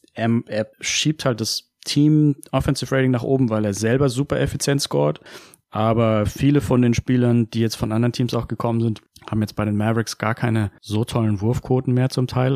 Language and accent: German; Heidelberg, Baden-Württemberg, Germany; ich bin aus Heidelberg